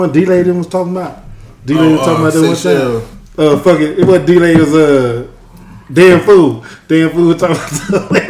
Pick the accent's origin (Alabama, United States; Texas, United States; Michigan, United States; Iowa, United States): Alabama, United States; I'm from Alabama